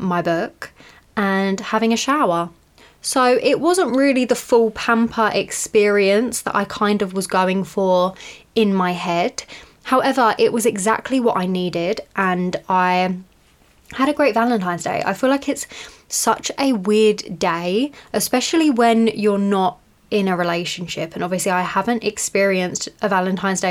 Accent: United Kingdom; I'm British

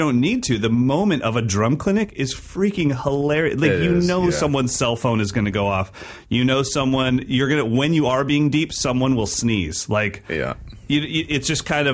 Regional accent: Sacramento, California, United States; my hometown, Sacramento, California

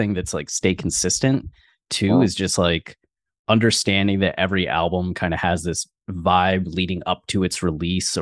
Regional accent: Ohio, United States; now in Austin, United States; Ohio, when I was growing up in Ohio, everything was 20 to 40 minutes for a drive

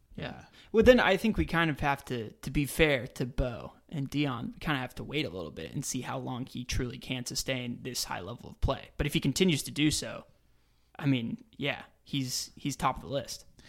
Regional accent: Dallas, Texas, United States; where I grew up in Dallas

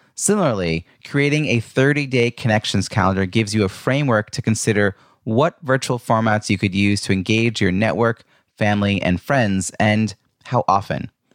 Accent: Ronkonkoma, New York, United States; I grew up in Long Island

